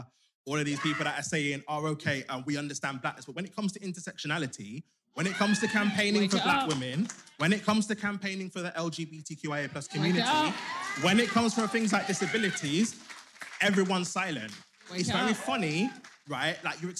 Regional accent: Birmingham, West Midlands, United Kingdom; I'm from Birmingham.

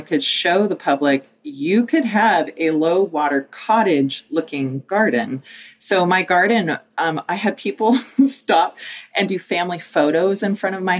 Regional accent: Pacific Northwest, United States; moved away as an adult; now in Boise, United States; I'm from the Pacific Northwest

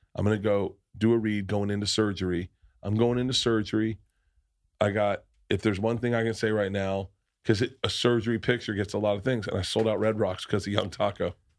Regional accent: the South, United States; moved away; also born or lived in New York; growing up in the South

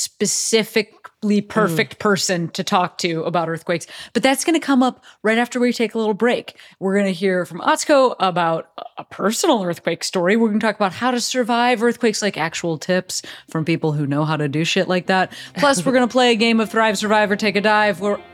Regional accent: Chicago, Illinois, United States; now in Los Angeles, United States; I grew up in Chicago

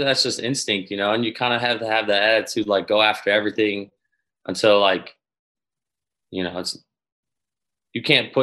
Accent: Chicago, Illinois, United States; Chicago, my hometown team

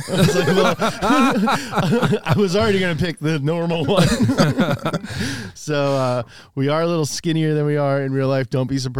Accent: Kentucky, United States; also born or lived in California; now in Los Angeles, United States; I'm from Kentucky

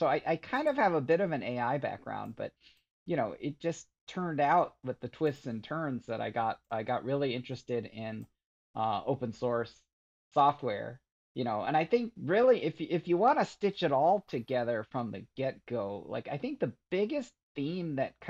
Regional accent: Michigan, United States; growing up in Michigan and, I really kind of retreated to my computer as just this very peaceful place

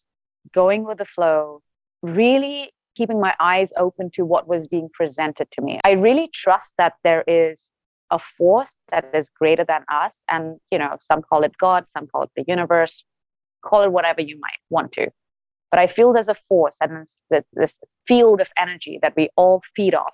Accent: India; moved away as an adult; now in Los Angeles, United States; growing up in India

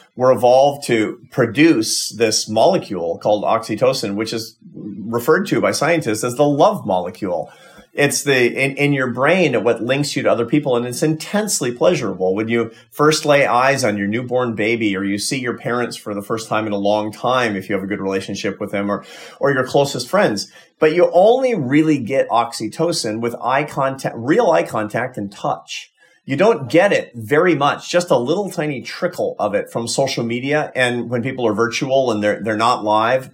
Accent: United States; as an American

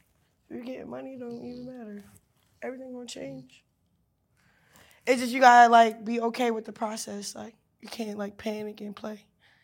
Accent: Baltimore, Maryland, United States; now in Los Angeles, United States; I'm in LA, I'm from Baltimore.

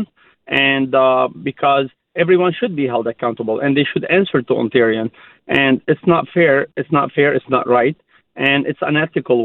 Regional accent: Lebanon; now in Canada; I immigrated from Lebanon

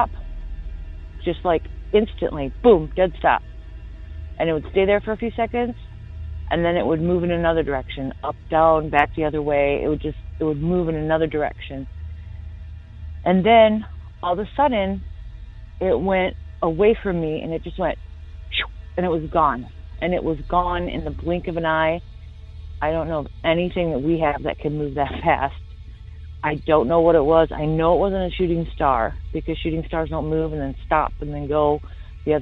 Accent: Michigan, United States; moved away as an adult; now in Florida, United States; I lived in Michigan all my life

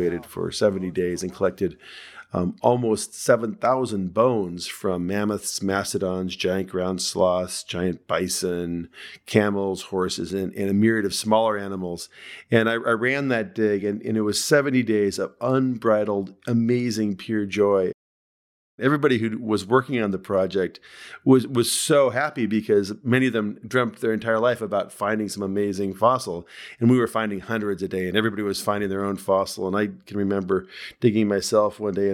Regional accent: Seattle, Washington, United States; moved away as an adult; I grew up in Seattle, Washington, and went to a place called Lakeside High School

